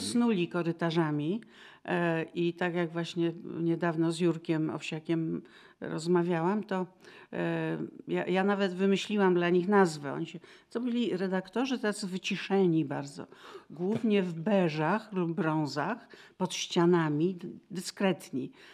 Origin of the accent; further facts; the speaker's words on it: Kraków, Lesser Poland, Poland; moved away; A ja z Krakowa